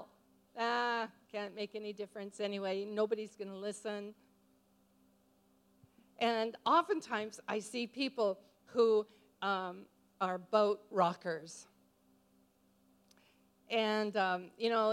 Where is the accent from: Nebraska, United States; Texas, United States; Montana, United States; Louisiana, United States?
Montana, United States; moved away; also born or lived in New Zealand; I'm a grandma from Montana